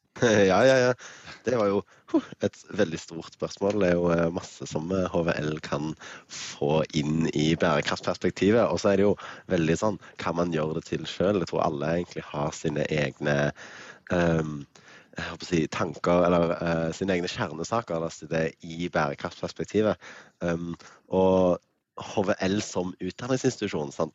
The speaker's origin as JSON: {"language": "Norwegian", "town": "Stavanger", "region": "Rogaland", "country": "Norway", "tie": "born or raised there", "moved": "yes", "lives_now": "Bergen, Norway", "said": "bodde i Stavanger, født og oppvokst, born and raised. Altså, det er der jeg kommer fra."}